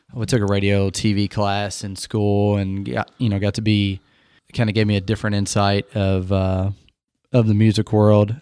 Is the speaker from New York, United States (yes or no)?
no; Indiana, United States; I'm a Hoosier.